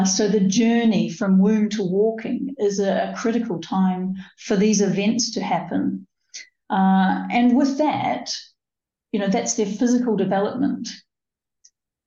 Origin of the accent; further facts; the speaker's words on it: New Zealand; moved away as an adult; now in United Kingdom; I was born in New Zealand and grew up, I think, fairly much barefoot